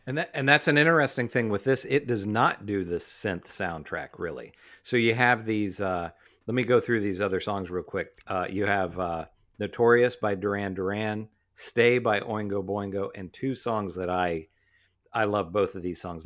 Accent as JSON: {"language": "English", "region": "West Virginia", "country": "United States", "tie": "born or raised there", "said": "We grew up in West Virginia."}